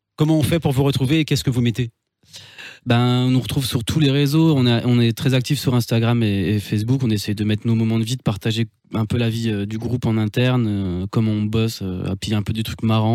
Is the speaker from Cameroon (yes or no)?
no; Belfort, Bourgogne-Franche-Comté, France; now in Strasbourg, France; On habite à Strasbourg, mais on est originaire de Belfort. C'est là qu'on s'est rencontrés